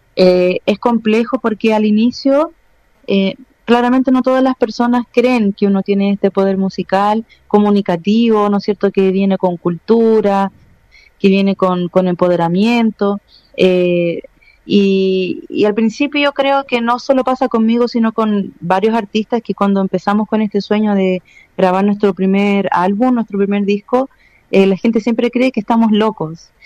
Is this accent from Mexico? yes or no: no; Chile; yo soy una persona chilena también y la gente le cuesta mucho entender que soy chilena